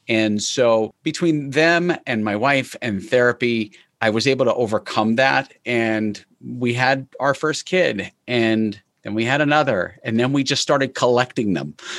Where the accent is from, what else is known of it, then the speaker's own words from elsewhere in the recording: New York, United States; I was born in New York